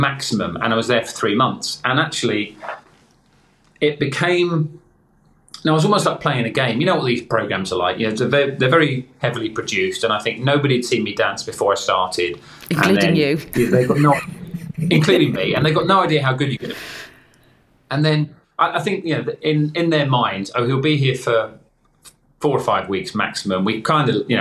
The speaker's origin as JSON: {"language": "English", "town": "Crawley", "region": "South East England", "country": "United Kingdom", "tie": "born or raised there", "said": "There was a local bookshop in my hometown of Crawley"}